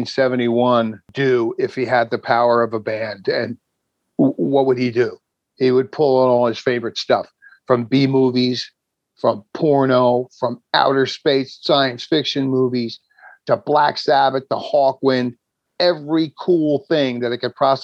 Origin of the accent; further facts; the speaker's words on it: New Jersey, United States; I'm from New Jersey